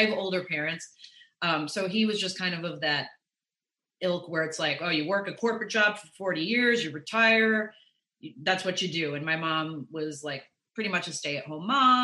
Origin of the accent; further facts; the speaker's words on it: Chicago, Illinois, United States; I'm from Chicago. I was born in the city and then I grew up in the suburbs.